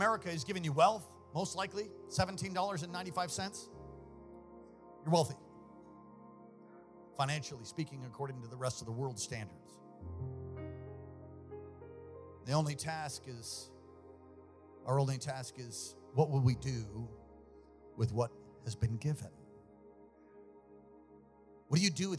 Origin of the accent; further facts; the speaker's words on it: United States; I'm an American